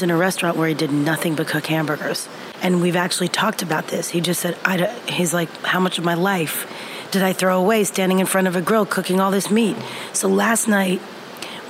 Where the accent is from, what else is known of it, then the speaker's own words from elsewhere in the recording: United States; moved away; also born or lived in France; being American in a French kitchen